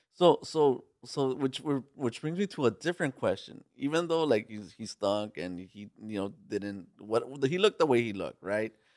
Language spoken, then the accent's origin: English; Los Angeles, California, United States; I'm from East L A myself.